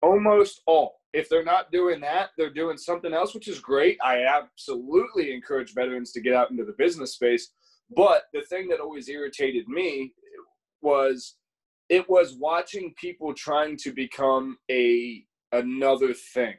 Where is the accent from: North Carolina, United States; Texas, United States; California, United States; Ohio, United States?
Ohio, United States; moved away as an adult; I was a kid from Ohio.